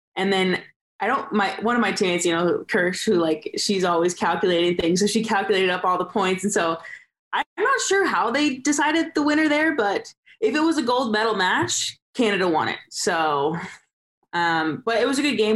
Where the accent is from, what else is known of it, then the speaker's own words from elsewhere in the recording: Southern California, United States; we're from Southern California